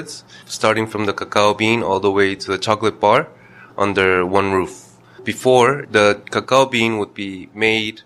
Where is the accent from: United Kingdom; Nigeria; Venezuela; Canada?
Venezuela; now in South Korea; We're actually from Venezuela